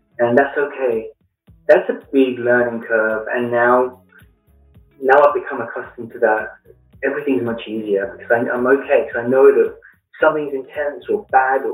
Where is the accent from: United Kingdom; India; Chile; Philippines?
United Kingdom; London; moved away as an adult; also born or lived in Flint, Michigan / Blue Ridge Mountains; now in United States; As you can tell with the accent, I grew up in London in the United Kingdom and moved to the US in 2009.